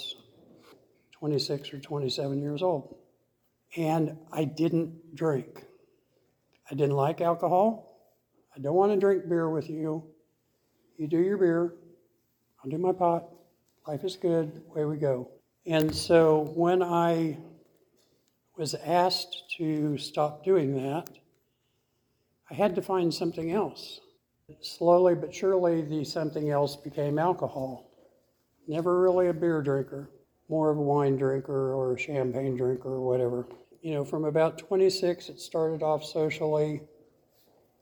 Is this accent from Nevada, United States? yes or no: no; Tulsa, Oklahoma, United States; I was born and raised here in Tulsa.